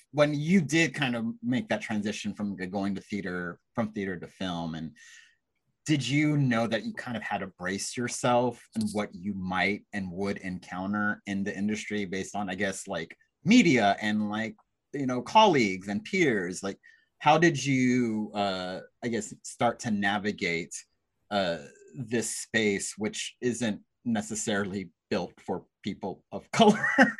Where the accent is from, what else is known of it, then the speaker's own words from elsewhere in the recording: Texas, United States; It's like growing up in Texas, right?